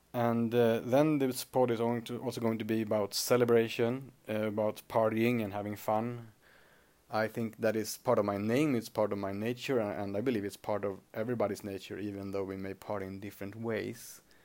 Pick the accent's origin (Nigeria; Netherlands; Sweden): Sweden; accent: Swedish; first language Swedish; English is a second language; Swedish is my native language